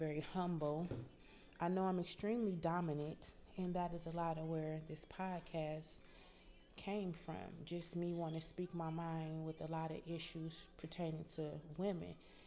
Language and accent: English; Detroit, Michigan, United States; now in Atlanta, United States; I am from Detroit, Michigan